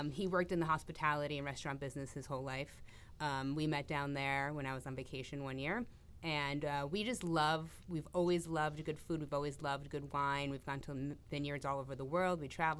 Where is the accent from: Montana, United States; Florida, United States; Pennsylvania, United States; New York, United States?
New York, United States; New York City; moved away as an adult; I am originally from New York City.